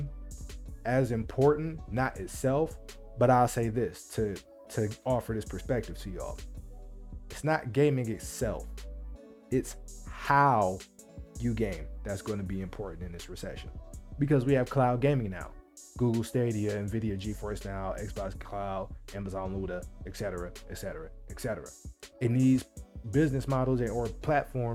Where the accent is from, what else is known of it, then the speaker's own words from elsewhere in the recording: Midwest, United States; I'm from the Midwest. I live in the Midwest